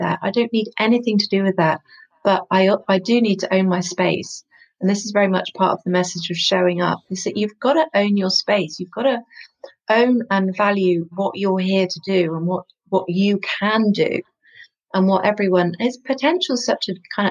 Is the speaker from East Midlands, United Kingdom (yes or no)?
no; West Country, South West England, United Kingdom; I come from the West Country